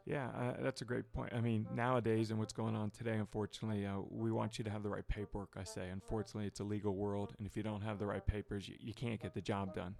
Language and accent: English; Dallas, Texas, United States; moved away as an adult; now in Northern Kentucky, United States; Not a native Texan, but uh, I grew up there